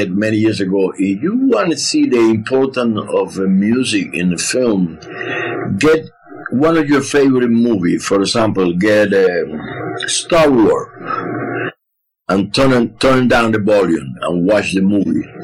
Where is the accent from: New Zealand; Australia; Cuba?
Cuba; Artemisa; moved away; I grew up in Artemisa, you know, a small village in the middle of the countryside of the island